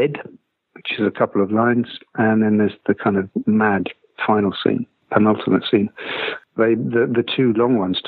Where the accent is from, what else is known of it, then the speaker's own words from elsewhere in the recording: Lewes, South East England, United Kingdom; moved away as an adult; also born or lived in London; I'm from Lewes in East Sussex in England, and punk didn't get there until kind of 1980, really.